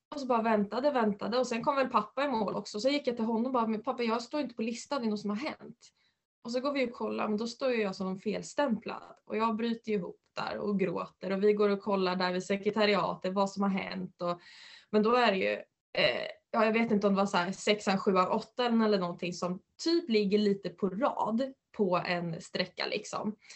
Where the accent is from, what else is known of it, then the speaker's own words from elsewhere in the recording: Uppland, Uppsala County, Sweden; also born or lived in Västerås / United States; här hemma i Uppland